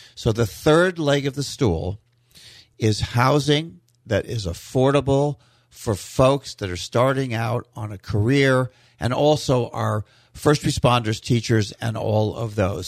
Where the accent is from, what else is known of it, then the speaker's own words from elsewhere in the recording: West Coast, Florida, United States; also born or lived in Key Biscayne, Florida; So I grew up in Florida over on the West Coast, and I've been all over the state.